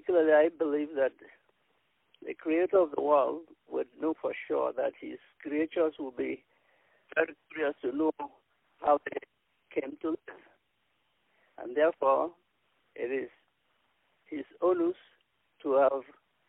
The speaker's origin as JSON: {"language": "English", "country": "Nigeria", "moved": "yes", "lives_now": "Toronto, Canada", "said": "I'm based in Toronto, Canada. I'm from Nigeria"}